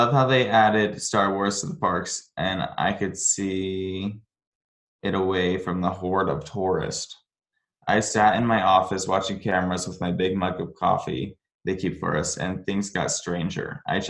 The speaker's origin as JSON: {"language": "English", "town": "Orlando", "region": "Florida", "country": "United States", "tie": "born or raised there", "said": "I grew up in Orlando, so my mom took me rather frequently as a young lad."}